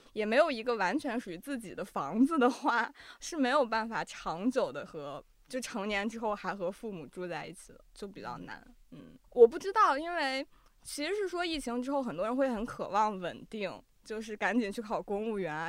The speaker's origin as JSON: {"language": "Chinese", "region": "Ningxia", "country": "China", "moved": "yes", "said": "因为我们家就是宁夏那边"}